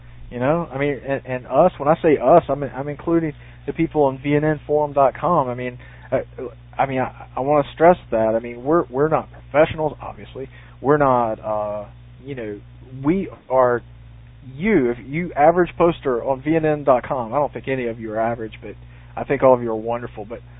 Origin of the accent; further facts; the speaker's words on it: the South, United States; I'm from the South.